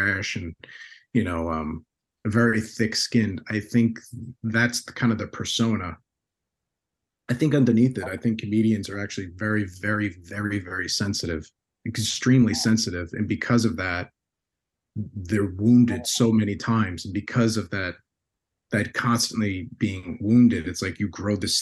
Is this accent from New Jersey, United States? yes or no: yes; Bayonne, New Jersey, United States; growing up in Bayonne, New Jersey